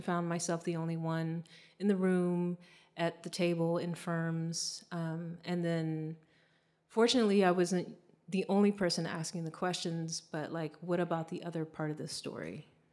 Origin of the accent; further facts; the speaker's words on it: Virginia, United States; moved away as an adult; now in Los Angeles, United States; I'm from Virginia. My family's many generations from Virginia